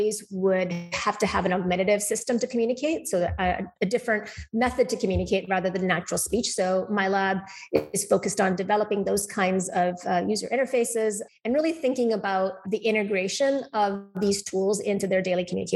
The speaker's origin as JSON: {"language": "English", "town": "Calgary", "region": "Alberta", "country": "Canada", "tie": "born or raised there", "moved": "as an adult", "lives_now": "Boston, United States", "said": "I actually grew up most of my life in Calgary and did my schooling in Canada"}